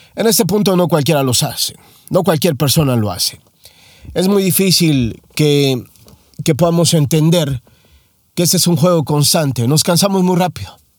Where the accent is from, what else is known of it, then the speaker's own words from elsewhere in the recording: Mexico; moved away as an adult; now in United States; Soy mexicano. Hace no mucho tiempo llegué a los Estados Unidos a vivir.